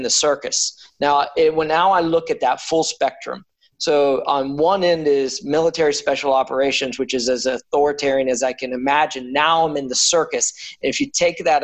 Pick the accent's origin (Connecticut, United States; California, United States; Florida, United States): Florida, United States; Daytona Beach; I grew up in Daytona Beach, Florida, and I was kind of just this beach going kid